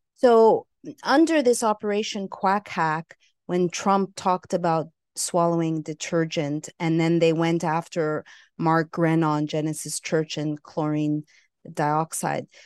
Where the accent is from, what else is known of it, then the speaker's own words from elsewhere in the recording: Montreal, Quebec, Canada; also born or lived in Los Angeles, California / San Francisco, California; now in Costa Rica; I hail from Montreal, Canada